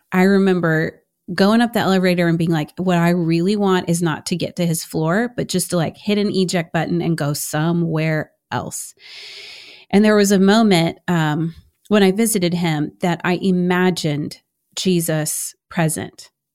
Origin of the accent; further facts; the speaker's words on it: Houston, Texas, United States; I'm from Houston, H Town